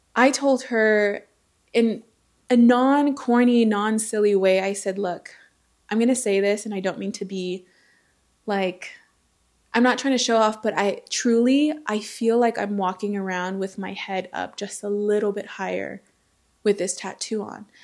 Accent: Southern California, United States; also born or lived in American Samoa; He and I grew up in Southern California together, same household, same family

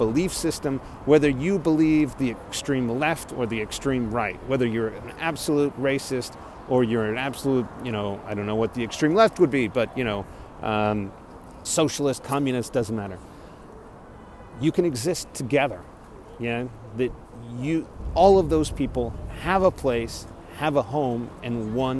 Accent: Corpus Christi, Texas, United States; moved away as an adult; also born or lived in Austin, Texas / Dallas, Texas; my hometown of Corpus Christi

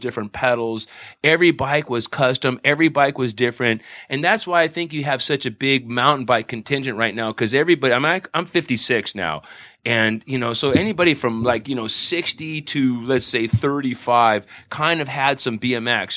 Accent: Santa Monica, California, United States; I grew up in Santa Monica

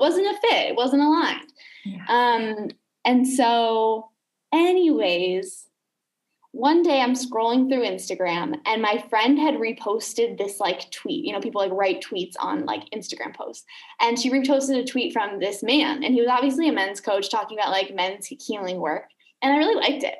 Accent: Chicago, Illinois, United States; moved away as an adult; also born or lived in Los Angeles; now in Canggu, Indonesia; I am from Chicago originally, from the US, lived in LA and Chicago.

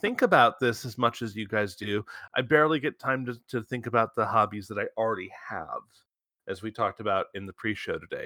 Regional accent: Michigan, United States; I grew up in Michigan. Motown's in my blood

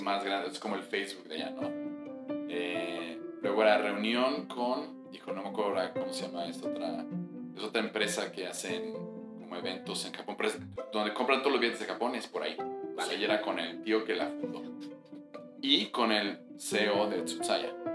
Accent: Mexico; cuando yo crecí en México

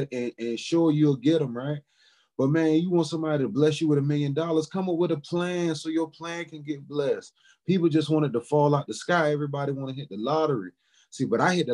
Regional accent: Charleston, South Carolina, United States; also born or lived in Orangeburg, South Carolina; now in Indianapolis, United States; But I was born in Orangeburg, South Carolina, and I was raised in Charleston.

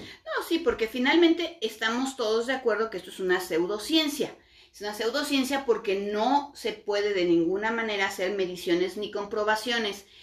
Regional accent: Mexico; todos los que somos mexicanos latinos en general

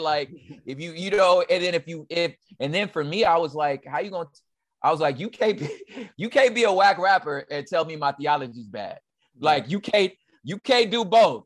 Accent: Los Angeles, California, United States; also born or lived in San Gabriel Valley, California / Inland Empire, California; I was born in South Central LA. Okay. Uh, on the east side for those that are experts of the city. Um, mm-hmm. So I'm from the east side

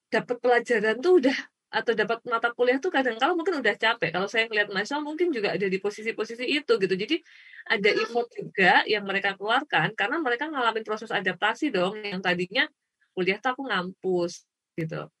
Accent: Klaten, Central Java, Indonesia; saya kan lahirnya di Kelaten

